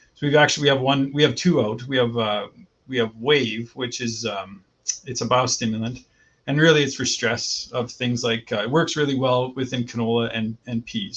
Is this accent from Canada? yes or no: yes; Vegreville, Alberta, Canada; moved away as an adult; now in Saskatchewan, Canada; born and raised in Vegreville